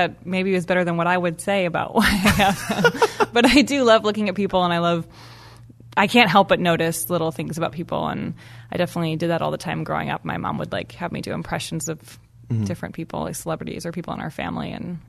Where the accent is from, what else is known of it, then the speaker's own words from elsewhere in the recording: Evanston, Illinois, United States; moved away; anytime I go home, I really realize how lucky I was to have grown up there.